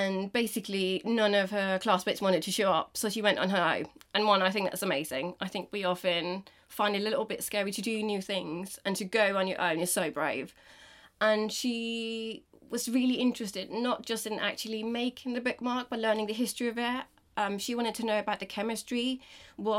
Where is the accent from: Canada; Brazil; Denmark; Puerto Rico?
Denmark; English is a second language; now in England, United Kingdom; I'm from Denmark